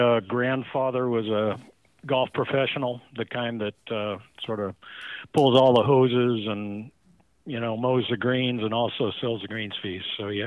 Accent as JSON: {"language": "English", "town": "Baker City", "region": "Oregon", "country": "United States", "tie": "born or raised there", "said": "Baker City, Oregon."}